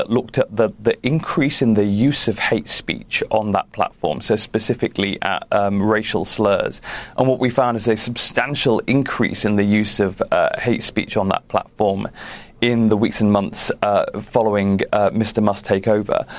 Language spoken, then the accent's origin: English; United Kingdom; clearly I'm British